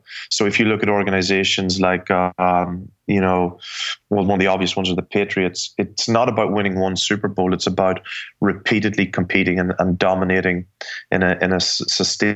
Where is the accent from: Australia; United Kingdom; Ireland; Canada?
Ireland; moved away as an adult; also born or lived in New York; now in United States; I was raised in Ireland